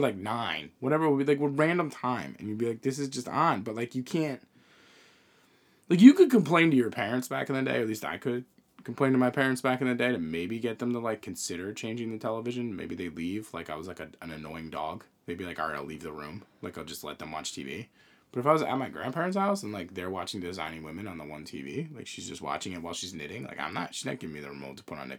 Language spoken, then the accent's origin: English; Northeast, United States; I mean, we're from the Northeast. I was never into college sports.